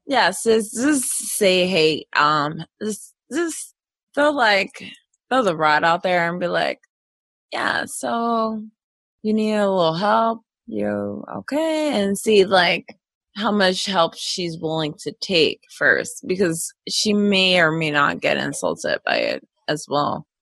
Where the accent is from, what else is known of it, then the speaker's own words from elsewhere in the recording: Philadelphia, Pennsylvania, United States; I grew up in West Philadelphia